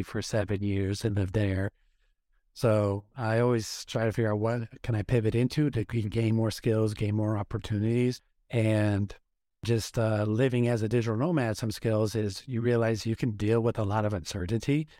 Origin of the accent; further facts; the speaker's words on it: Oregon, United States; moved away as an adult; also born or lived in Washington, D.C.; I grew up in Oregon